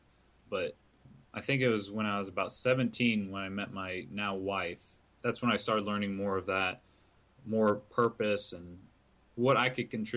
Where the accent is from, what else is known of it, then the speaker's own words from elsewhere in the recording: right outside Atlanta, Georgia, United States; also born or lived in Syracuse, New York; Right around about my 10th birthday, a couple months before my 10th birthday, we decided to move down to right outside Atlanta.